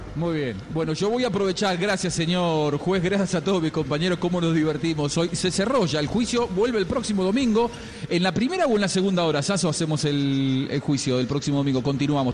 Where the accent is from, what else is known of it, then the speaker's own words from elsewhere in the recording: Argentina; todo argentino que tiene más de 40